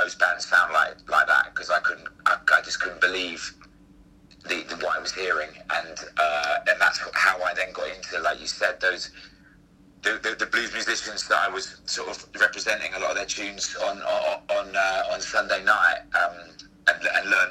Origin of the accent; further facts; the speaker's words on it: London, United Kingdom; I was very lucky in the school that I grew up in Camden